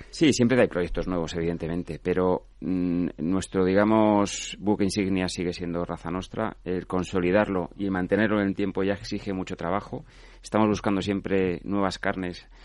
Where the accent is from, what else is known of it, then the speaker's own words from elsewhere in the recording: Asturias, Spain; somos asturianos